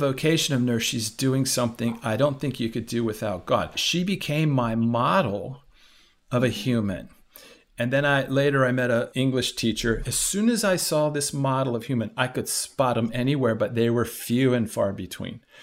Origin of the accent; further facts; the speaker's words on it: Washington, District of Columbia, United States; I grew up in Washington, D C